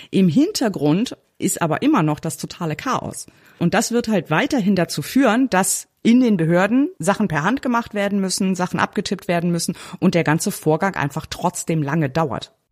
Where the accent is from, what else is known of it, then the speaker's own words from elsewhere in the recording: Northern Germany, Germany; Ich bin ja auch ein Norddeutscher und man sieht mir meine Freude nicht unbedingt an, aber ich freue mich richtig.